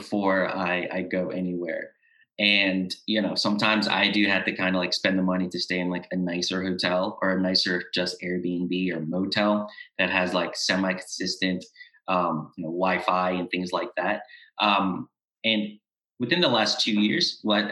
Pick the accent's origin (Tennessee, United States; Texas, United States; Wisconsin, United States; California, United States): Tennessee, United States; Memphis; moved away as an adult; also born or lived in Mexico; now in Budapest, Hungary; I'm originally from Memphis, Tennessee, but I live currently based in Budapest, Hungary.